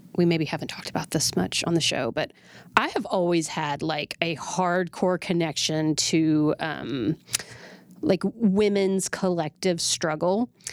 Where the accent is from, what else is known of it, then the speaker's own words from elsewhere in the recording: Oklahoma City, Oklahoma, United States; moved away; I was born and raised in Oklahoma City